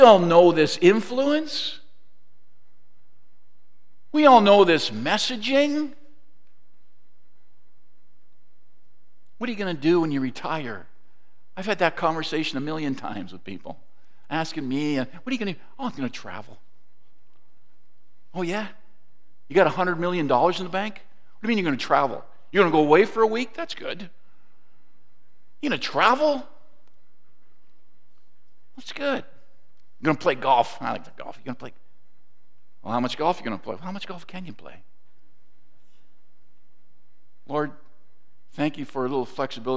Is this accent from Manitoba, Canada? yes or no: no; Toronto, Ontario, Canada; also born or lived in Mississauga; now in Georgetown, Canada; Growing up in Toronto, which is where I grew up, and then moved to Mississauga